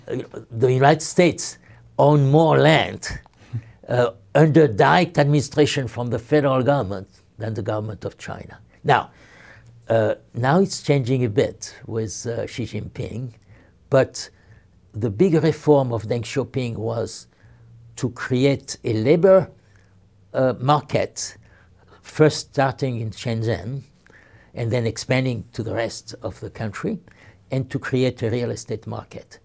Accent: Marseille, Provence-Alpes-Côte d'Azur, France; my hometown, Marseille, was created by Greek traders

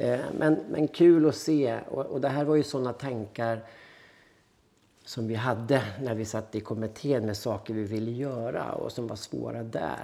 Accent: Härnösand, Västernorrland County, Sweden; moved away as an adult; now in Gothenburg, Sweden; jag är född i Härnösand i Norrland

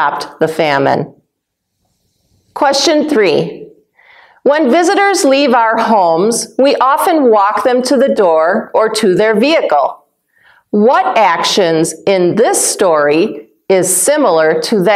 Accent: Wisconsin, United States; moved away as an adult; also born or lived in Africa; I was born and raised in Wisconsin, but I lived in Africa when my husband was a missionary there. And then we moved back to Wisconsin

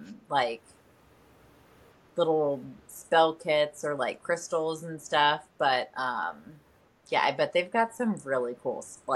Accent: Ohio, United States; the area where we grew up in Ohio.

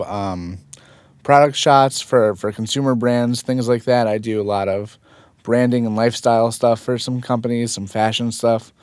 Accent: Fort Lee, New Jersey, United States; also born or lived in Manhattan / Saddle Brook / Paramus; Born and raised in Fort Lee

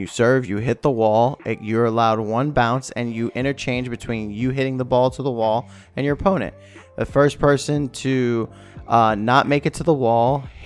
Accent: New York, United States; growing up in New York, that was the game

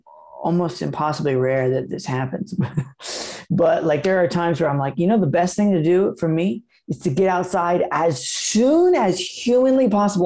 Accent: Asheville, North Carolina, United States; in my hometown of Asheville, North Carolina

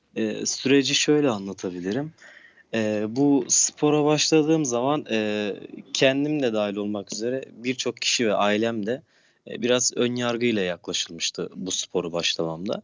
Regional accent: Turkey; kendi memleketimde

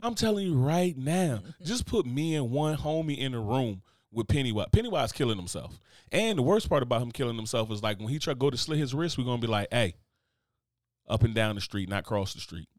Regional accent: Newark, New Jersey, United States; I grew up in Newark, New Jersey.

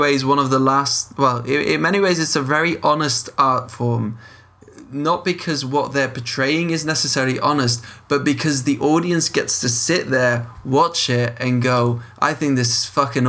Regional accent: Leuven, Flanders, Belgium

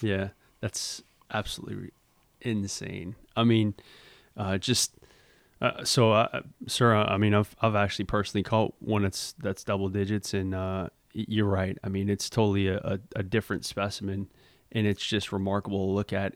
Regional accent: Louisiana, United States; moved away; also born or lived in Mississippi; growing up in Louisiana

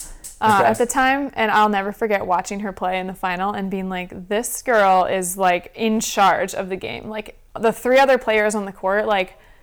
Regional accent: Michigan, United States; moved away; also born or lived in Florida; growing up in Michigan and then moving to Florida

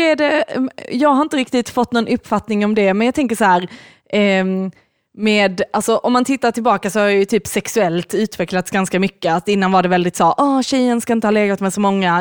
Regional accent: Lund, Skåne, Sweden; i Lund där vi växte upp

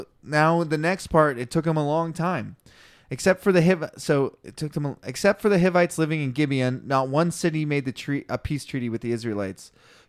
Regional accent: British Columbia, Canada; A Canadian, and I'm a British Columbian Canadian.

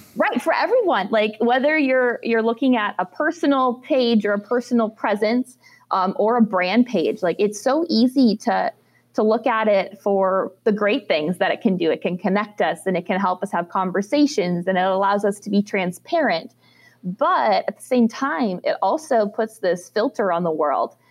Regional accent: Minnesota, United States; moved away as an adult; as a young girl growing up in Minnesota in the dairy industry

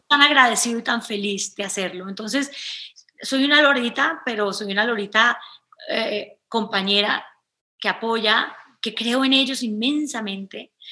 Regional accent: Cali, Valle del Cauca, Colombia; yo crecí en Cali, es una ciudad bacanísima

